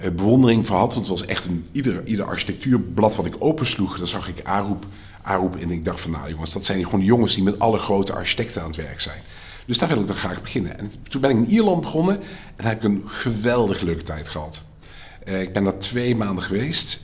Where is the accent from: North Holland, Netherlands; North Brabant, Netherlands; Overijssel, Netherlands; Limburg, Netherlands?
Limburg, Netherlands; Stein; moved away as an adult; also born or lived in Delft / Ireland / Dubai; now in Riyadh, Saudi Arabia; ik kom zelf uit Stijn, uit Zuid-Limburg.